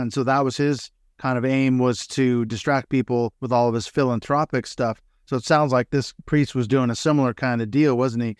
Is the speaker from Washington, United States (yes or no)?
yes; Seattle, Washington, United States; I grew up in the Seattle area